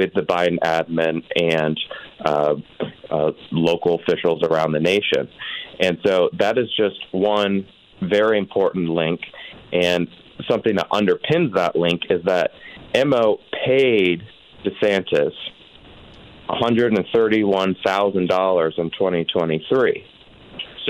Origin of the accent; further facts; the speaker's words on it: Florida, United States; moved away; I'm originally from Florida